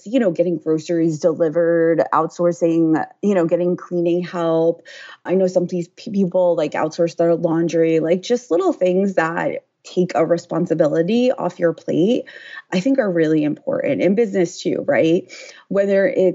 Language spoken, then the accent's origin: English; United States; I'm from the New Jersey, New York City area